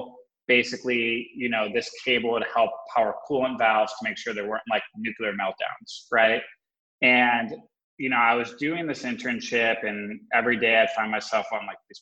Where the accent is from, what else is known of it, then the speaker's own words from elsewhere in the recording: Wisconsin, United States; also born or lived in Connecticut; I was born out in Connecticut, but I grew up most of my life in the Midwest in Wisconsin